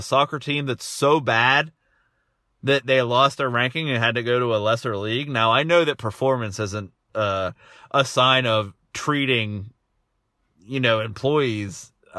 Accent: United States; as an American

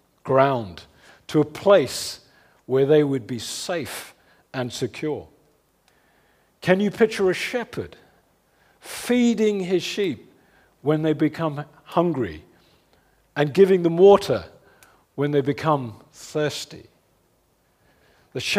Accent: London, United Kingdom; my hometown in West London

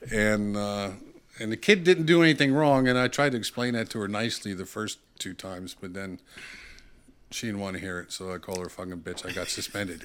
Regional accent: Bound Brook, New Jersey, United States; I grew up in Bound Brook, New Jersey, small little town

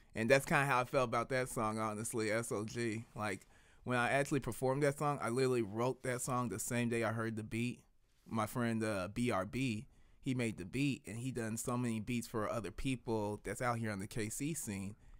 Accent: Kansas City, Missouri, United States; I grew up in the twenties. Like, off of, uh, before they called it, uh, Martin Luther King Drive and everything, where it's actually still the Paseo

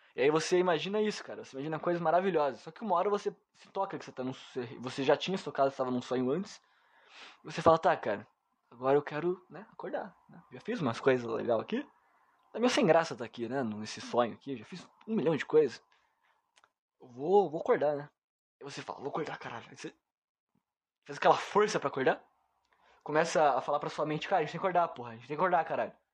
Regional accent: Brazil; eu nasci aqui no Brasil

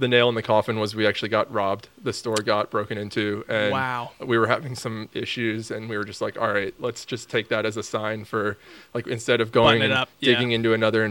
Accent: Washington, District of Columbia, United States; moved away as an adult; also born or lived in Ohio / California; now in Jacksonville, United States; I grew up in Washington, D.C. My family's still there

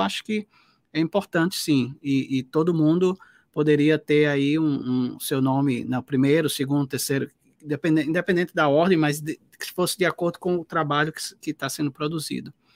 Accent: Northeast Region, Brazil; eu sou do Nordeste

